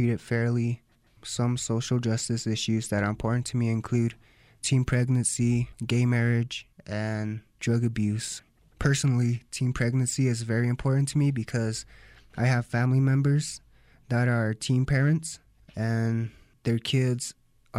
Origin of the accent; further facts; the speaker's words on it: Santo Domingo Pueblo, New Mexico, United States; I am from the Pueblo, Santo Domingo